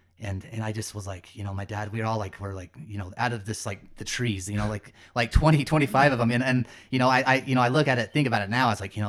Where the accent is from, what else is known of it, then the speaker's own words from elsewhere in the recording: Lehi, Utah, United States; So yeah, I grew up in Lehi, Utah. back then it was a small town.